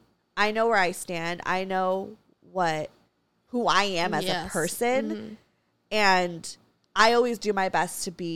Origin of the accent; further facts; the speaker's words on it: Santa Clarita, California, United States; also born or lived in Los Angeles; I grew up in Santa Clarita, predominantly conservative town. And, like, I guess, quote, unquote, whitewashed. And I, you know, lived in L.A.